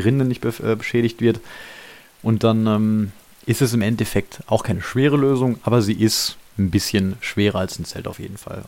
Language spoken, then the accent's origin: German; Germany; als Deutscher